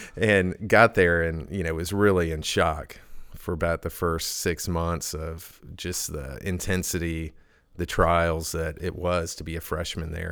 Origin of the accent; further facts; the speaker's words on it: Edmond, Oklahoma, United States; moved away as an adult; also born or lived in Charleston, South Carolina / James Island, South Carolina / Pittsburgh; now in Elizabeth City, United States; I grew up in Oklahoma. Edmond